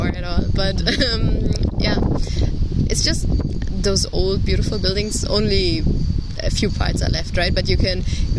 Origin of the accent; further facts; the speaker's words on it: Marl, North Rhine-Westphalia, Germany; I'm from pretty close. It's a small town close to Essen. It's like 20 minutes from here.